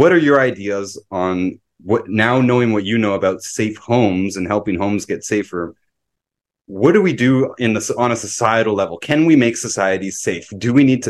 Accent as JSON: {"language": "English", "town": "Toronto", "region": "Ontario", "country": "Canada", "tie": "born or raised there", "moved": "as an adult", "lives_now": "Kirkland Lake, Canada", "said": "a lot of people that I grew up with in Toronto"}